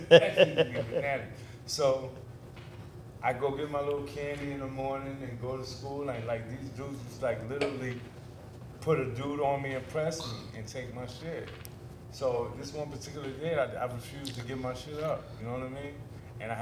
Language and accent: English; New York City, New York, United States; moved away as an adult; also born or lived in Bed-Stuy, Brooklyn / Red Hook, Brooklyn; now in Atlanta, United States; I came to Red Hook in 1978. I was like 10 years old. You know, we moved from Bed-Stuy, Brooklyn